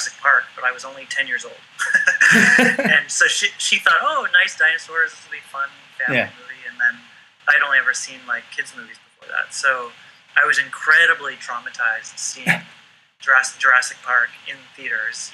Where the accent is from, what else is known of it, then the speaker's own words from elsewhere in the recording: Vancouver, British Columbia, Canada; also born or lived in Los Angeles; I grew up in Vancouver, well, just outside of Vancouver, BC, on a small island. eventually, when I was a young kid, my mom moved into Vancouver itself